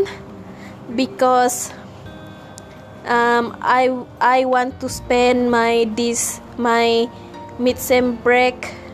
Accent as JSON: {"language": "English", "country": "Malaysia", "second_language": "English", "moved": "as an adult", "lives_now": "Peninsular Malaysia", "said": "we are from Borneo."}